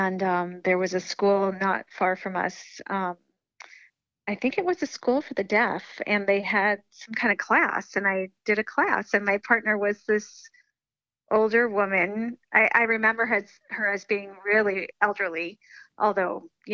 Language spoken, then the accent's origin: English; Amherst, Massachusetts, United States; also born or lived in Buffalo, New York; I was born in Buffalo, New York. And then when I was 9 years old, my family moved here to Western Mass, to Amherst, Massachusetts. And this is where I, you know, came up through high school